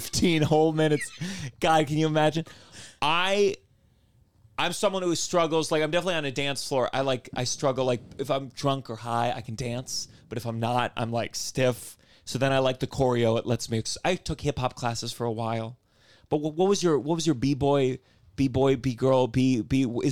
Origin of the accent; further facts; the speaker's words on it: Potomac, Maryland, United States; Potomac, Maryland.